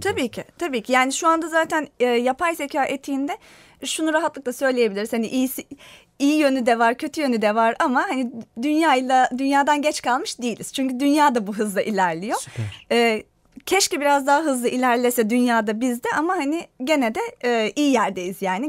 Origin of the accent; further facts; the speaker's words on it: Turkey; ben Türk'üm